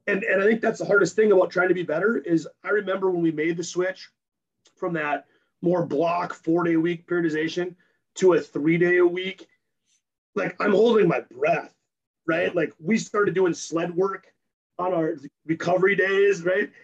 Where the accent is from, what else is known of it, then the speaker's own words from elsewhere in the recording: Napoleon, North Dakota, United States; moved away; I'm from Napoleon, North Dakota, and when I told them in high school I want to be a strength coach